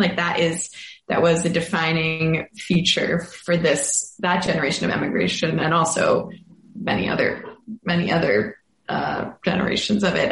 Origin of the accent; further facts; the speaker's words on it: Boston, Massachusetts, United States; now in Brooklyn, United States; I am from Boston and I live in, recently moved to Brooklyn, New York.